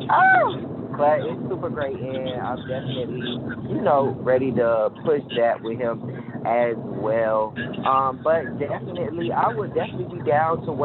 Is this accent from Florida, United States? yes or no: yes; Jacksonville, Florida, United States; now in Texas, United States; And I'm actually not from Texas. Texas is where I reside. I'm actually from Florida, Jacksonville, Florida. Um, that's where I'm from. I'm definitely a down south boy